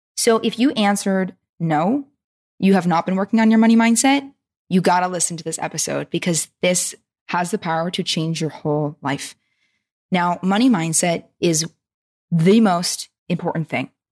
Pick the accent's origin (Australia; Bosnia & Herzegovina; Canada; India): Canada; Vancouver, British Columbia; my hometown peeps.